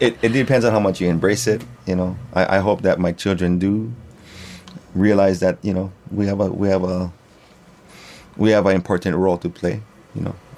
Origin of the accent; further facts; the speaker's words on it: Hawaii, United States; I am from Ka'avu, um, yeah, born and raised in Hawaii